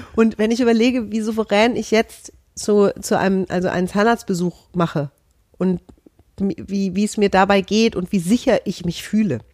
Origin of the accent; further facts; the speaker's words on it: Hesse, Germany; ich bin Hessin